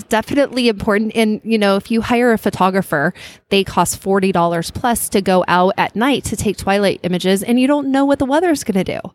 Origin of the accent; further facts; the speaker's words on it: Flagstaff, Arizona, United States; now in San Francisco Bay Area, United States; I grew up in uh, northern Arizona, in a place called Flagstaff, Arizona